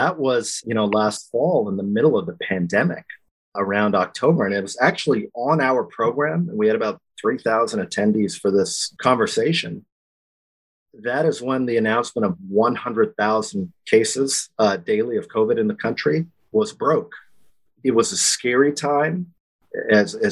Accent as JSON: {"language": "English", "town": "Lompoc", "region": "California", "country": "United States", "tie": "born or raised there", "also_born_or_lived": "Washington, D.C.", "said": "I'm a Californian born and raised, small town guy from Lompoc, California, a military family"}